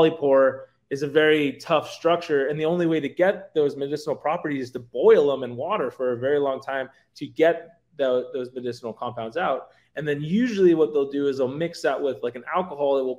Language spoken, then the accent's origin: English; San Francisco Bay Area, California, United States; I grew up in the San Francisco Bay Area, too